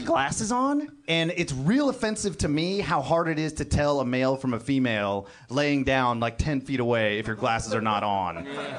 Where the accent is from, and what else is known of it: Lodi, California, United States; born or raised there; also born or lived in Kenya